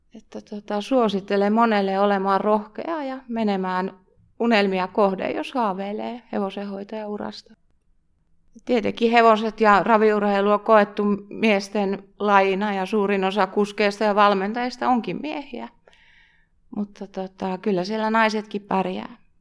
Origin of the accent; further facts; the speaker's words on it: Pihtipudas, Central Finland, Finland; Mä oon Pihtiputalta kotosin ja meidän perheessä on aina ollut hevosia.